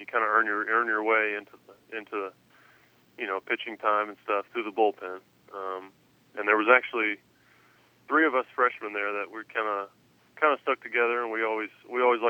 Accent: Clarksville, Tennessee, United States; the team from my hometown.

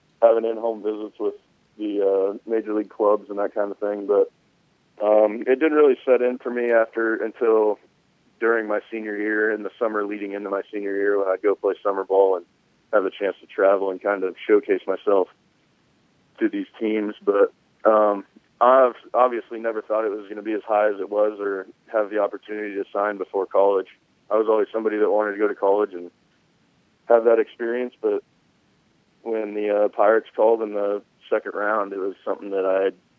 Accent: Riverside, California, United States; now in Temecula, United States; I grew up in Riverside, California

